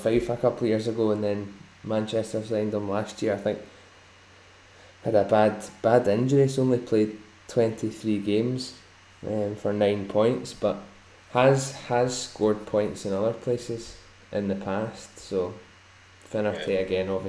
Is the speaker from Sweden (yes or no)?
yes; Sweden; Growing up in Sweden, you tend to get that.